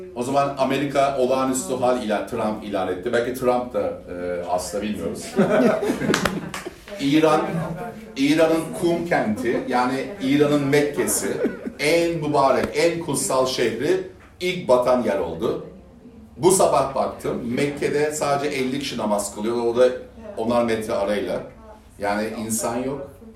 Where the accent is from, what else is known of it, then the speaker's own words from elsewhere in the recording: Sivas, Sivas Province, Turkey; Bir Türk Müslüman olarak. Ee, bir Sivaslı olarak.